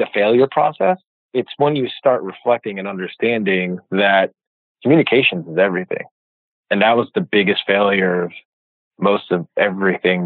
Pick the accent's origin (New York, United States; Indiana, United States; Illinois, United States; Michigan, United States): New York, United States; New York City; moved away as an adult; also born or lived in Jersey City, New Jersey / South Jersey; now in California, United States; I'm from New York City, so New York City, Jersey City. I worked in New York and lived in South Jersey